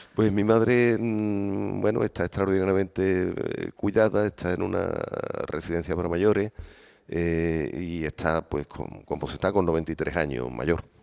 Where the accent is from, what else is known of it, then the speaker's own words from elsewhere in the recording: Coria del Río, Andalusia, Spain; el primer nieto de Blas Infante que nace en la propia casa, aquí arriba